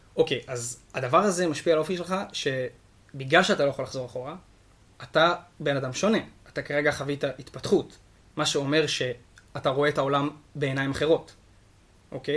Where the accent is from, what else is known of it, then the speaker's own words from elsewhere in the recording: Shimshit, Northern District, Israel; now in Tzurit, Israel; גר בצורית באזור משגב, אבל במקור אני משמשית